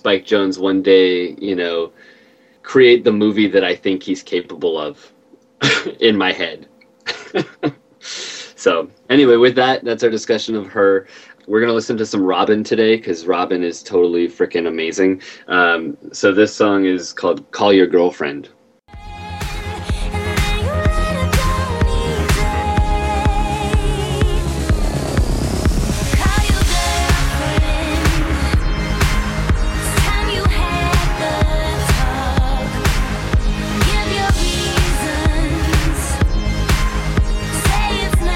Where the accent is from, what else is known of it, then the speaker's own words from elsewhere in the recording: Green Bay, Wisconsin, United States; now in Seattle, United States; I was born in Green Bay, Wisconsin